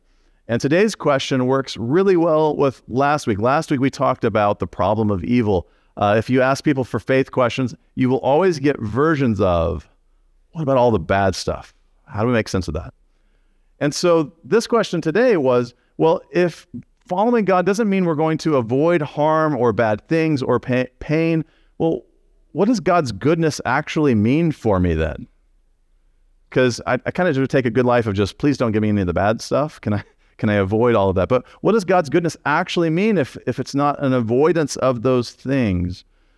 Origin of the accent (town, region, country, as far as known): Texas, United States